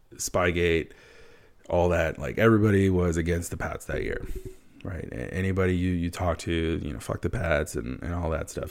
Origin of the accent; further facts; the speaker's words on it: United States; also born or lived in Wisconsin; growing up in a, in a Hispanic household in the U S